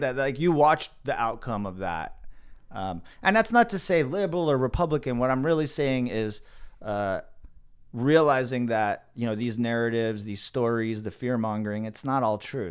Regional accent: the Valley, Southern California, United States; I grew up in the Valley

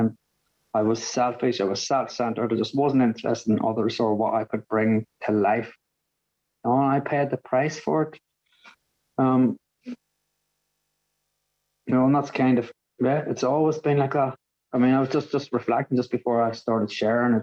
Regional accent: Northern Ireland, United Kingdom; now in Brighton, United Kingdom; I grew up in Northern Ireland

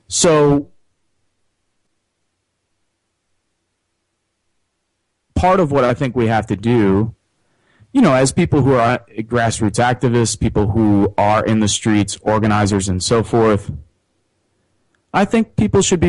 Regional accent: Chicago, Illinois, United States; now in Northwest Indiana, United States; grew up on the southeast side of Chicago, live half my life here in Northwest Indiana

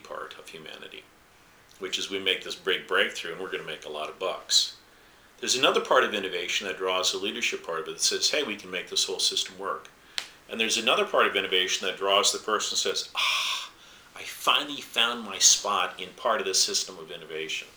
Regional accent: the American West, United States; when I was a young man growing up in the West

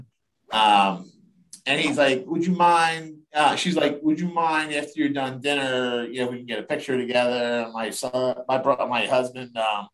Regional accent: Norristown, Pennsylvania, United States

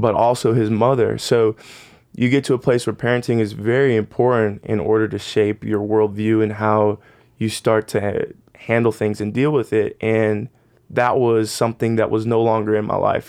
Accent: Phoenix, Arizona, United States; I grew up in Phoenix, Arizona

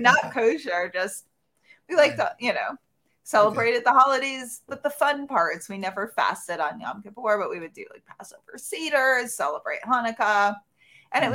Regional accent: New York City, New York, United States; I grew up in New York City in Manhattan

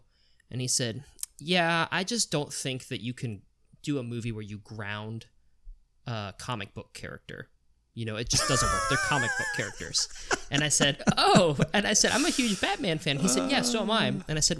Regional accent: Virginia, United States; now in Worcester, United States; oh, you know, I'm from Virginia, but moved to Worcester.

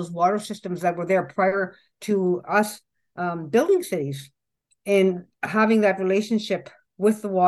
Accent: Garden River First Nation, Ontario, Canada; I'm from Garden River First Nation

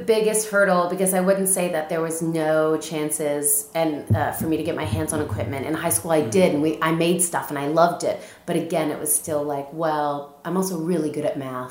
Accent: Southern Ontario, Canada; moved away as an adult; now in Scotland, United Kingdom; I grew up in Southern Ontario, like I said, on a goat farm

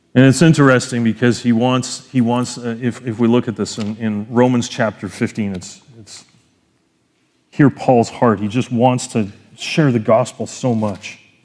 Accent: Canada; as a Canadian citizen, I gotta pay double the tuition, 'cause it's in the States

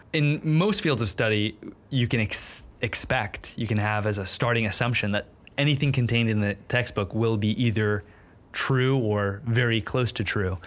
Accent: New York City, New York, United States; I grew up in New York City

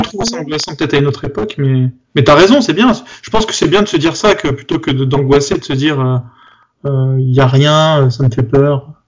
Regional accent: Bobigny, Île-de-France, France; quand j'étais petit, j'étais j'étais à Bobigny

